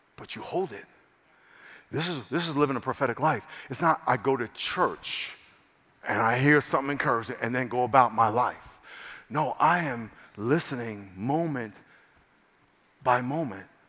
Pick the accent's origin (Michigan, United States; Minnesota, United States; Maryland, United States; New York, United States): New York, United States; now in San Diego, United States; I'm from New York, so I just got a whole different way of rolling like